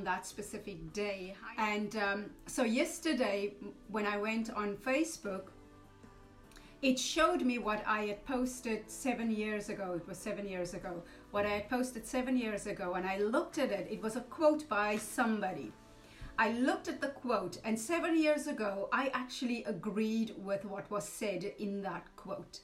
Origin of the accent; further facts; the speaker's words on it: South Africa; now in Wales, United Kingdom; I'm a South African, more Welsh, but I'm South African. I'm saying more Welsh because I haven't lived in that country for so long.